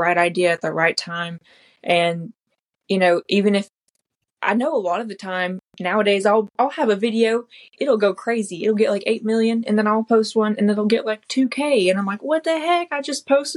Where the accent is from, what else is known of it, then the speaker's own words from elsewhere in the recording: Lebanon, Tennessee, United States; also born or lived in Tellico Plains, Tennessee; I've always lived in Tennessee, but I was born in East Tennessee in the Appalachian Mountains, and I lived there until I was 9